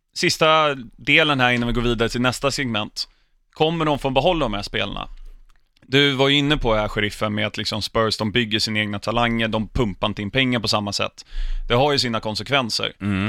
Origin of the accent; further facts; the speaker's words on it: England, United Kingdom; uppvuxen utanför London